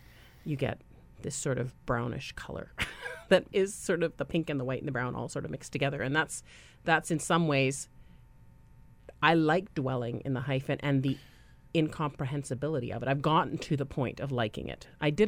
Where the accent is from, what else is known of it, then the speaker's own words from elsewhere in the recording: England, United Kingdom; born there; because I was born in England and I have a Canadian passport, when I go to Britain and I pass passport control, they always say welcome home.